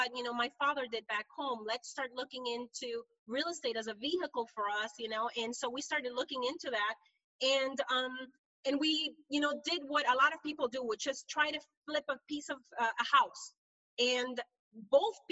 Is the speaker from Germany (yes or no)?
no; Honduras; moved away as an adult; now in United States; I'm originally from Honduras, Central America. I'm a first generation immigrant into the US. And I came here in 1995